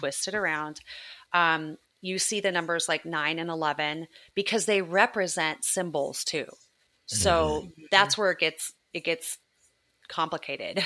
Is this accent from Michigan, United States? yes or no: no; Southern California, United States; moved away; I grew up in Southern California.